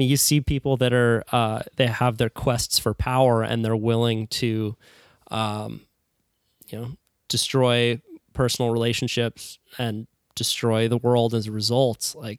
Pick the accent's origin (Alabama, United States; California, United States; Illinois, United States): California, United States; Santa Cruz; And I only say that because I'm from Santa Cruz, where there are a lot of people who are so process driven.